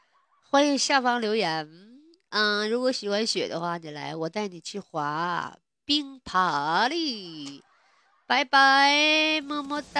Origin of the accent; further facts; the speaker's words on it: Northeast China, China; 就是我们东北这边一般来讲就是肾比好，因为总吃黄豆嘛，头发好。所以说，我认为哈，这首歌真的代表着东北的特色啊，也代表我们北方人啊，对不对？